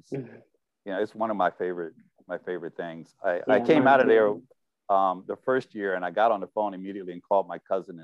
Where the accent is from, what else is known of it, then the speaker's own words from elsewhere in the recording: Philadelphia, Pennsylvania, United States; I grew up in North Philadelphia.